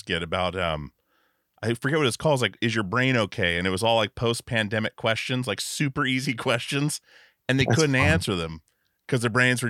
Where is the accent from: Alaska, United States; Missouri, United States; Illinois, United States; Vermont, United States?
Alaska, United States; moved away as an adult; now in Portland, United States; we grew up in Alaska